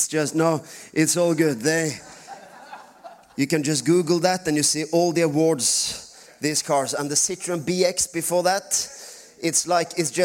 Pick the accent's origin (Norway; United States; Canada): Norway; first language Norwegian; English is a second language